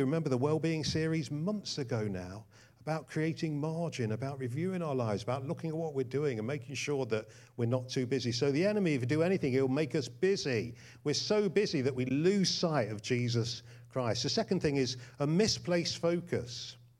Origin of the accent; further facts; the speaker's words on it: England, United Kingdom; we're not Americans. Uh, we're English.